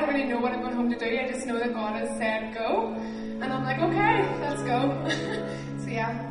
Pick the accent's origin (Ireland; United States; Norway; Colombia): Ireland; moved away as an adult; I'm from Ireland, and I've been here for 3 years at Bangor College.